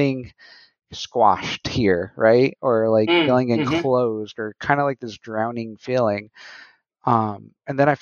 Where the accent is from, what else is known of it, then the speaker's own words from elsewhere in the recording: New Mexico, United States; moved away; I'm originally from New Mexico.